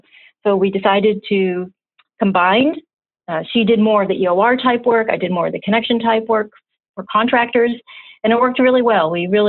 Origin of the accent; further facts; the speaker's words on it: Louisville, Kentucky, United States; now in Chicago, United States; I grew up in Louisville, Kentucky